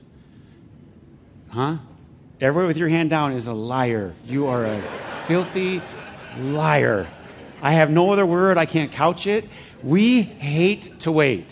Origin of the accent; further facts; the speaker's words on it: United States; I'm American